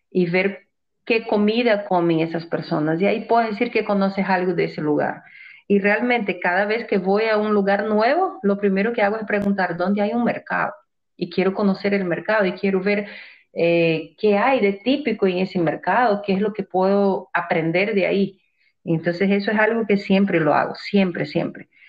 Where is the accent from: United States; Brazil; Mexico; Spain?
Brazil; now in Ecuador; Es mi tierra, yo sé, Brasil es mi país pero yo salí muy joven de Brasil y no conozco cómo debería de conocer mi país. Creo que conozco más Ecuador que, Brasil.